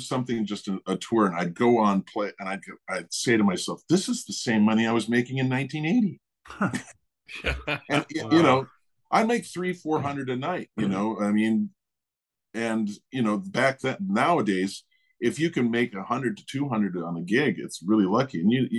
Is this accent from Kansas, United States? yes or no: no; Eugene, Oregon, United States; born there; I was born in Eugene, Oregon.